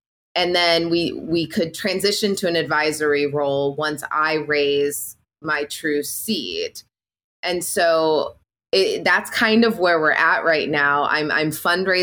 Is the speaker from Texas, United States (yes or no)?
no; Illinois, United States; I'm born and raised in the Midwest. I'm from Illinois. I grew up on a very small town, it's like 800 people